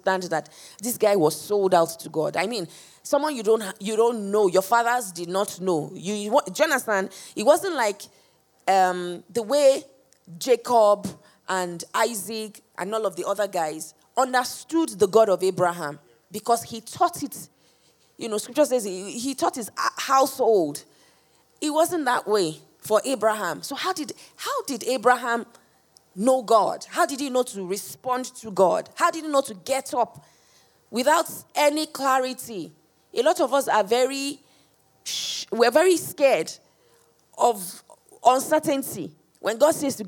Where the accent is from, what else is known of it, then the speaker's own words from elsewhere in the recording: Nigeria; So I'm Nigerian, or I'm born Nigerian.